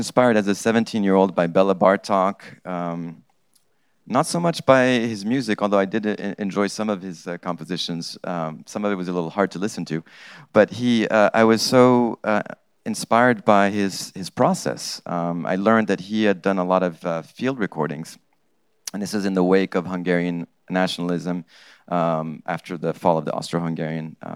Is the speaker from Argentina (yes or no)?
no; Morocco; English is a second language; I grew up in Morocco